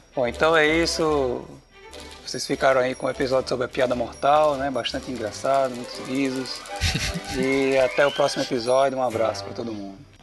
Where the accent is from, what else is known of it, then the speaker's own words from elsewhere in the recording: Rio Grande do Norte, Brazil; a gente é do Rio Grande do Norte